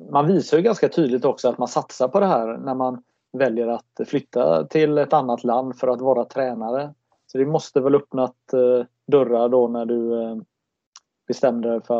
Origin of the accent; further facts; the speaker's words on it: Sweden; now in Norway; Jag tänker som svensk i Norge när det gäller innebandy